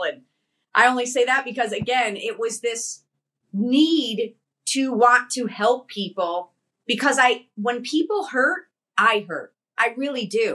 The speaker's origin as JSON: {"language": "English", "region": "Connecticut", "country": "United States", "tie": "born or raised there", "said": "I came from Connecticut. I grew up on the East Coast, Italian family."}